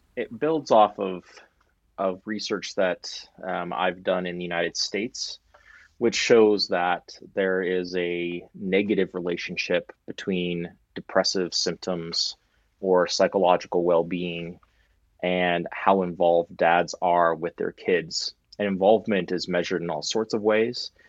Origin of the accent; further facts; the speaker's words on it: Canada; as a Canadian